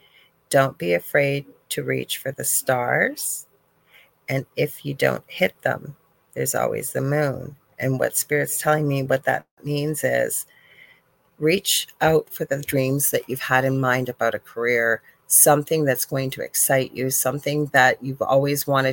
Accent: Canada; also born or lived in Thunder Bay, Ontario; I'm not even from the South. I'm Canadian

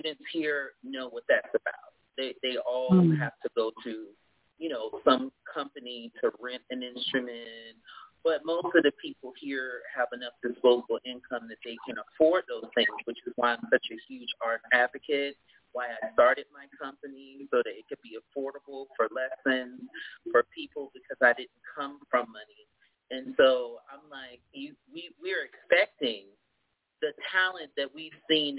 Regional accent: Norfolk, Virginia, United States; I was born in Norfolk, Virginia, but my family is from Virginia all the way down, you know, South.

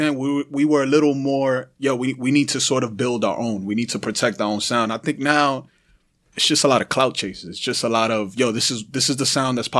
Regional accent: New York City, New York, United States; I'm from the Bronx and Uptown, Washington Heights, Dykeman, all that area, right? Harlem, all of that.

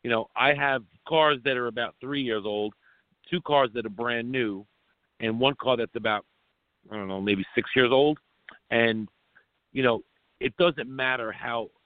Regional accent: Long Island, New York, United States; we grew up on Long Island together

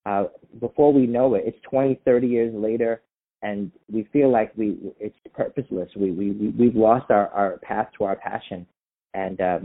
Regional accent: New York City, New York, United States; also born or lived in Pennsylvania; now in Seattle, United States; I'm born and raised in Staten Island, New York

